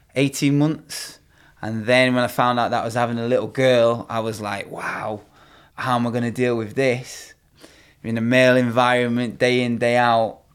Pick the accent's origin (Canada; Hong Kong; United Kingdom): United Kingdom; Bath, South West England; moved away; also born or lived in Manchester; originally, I was born down in Bath